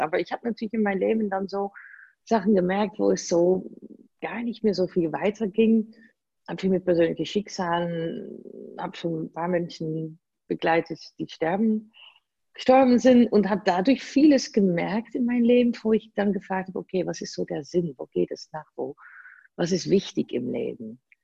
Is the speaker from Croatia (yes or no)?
no; Netherlands; German is a second language; moved away as an adult; now in Germany; ich bin gebürtige Holländerin, man hört das kaum